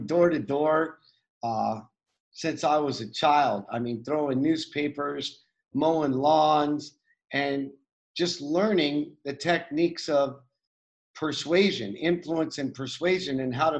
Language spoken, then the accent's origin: English; United States; I grew up with a single mom on welfare in the United States.